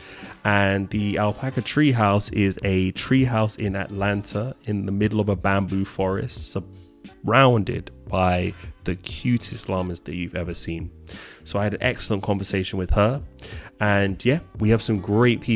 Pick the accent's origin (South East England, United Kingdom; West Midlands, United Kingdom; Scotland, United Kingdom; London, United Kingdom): London, United Kingdom; I am originally from London.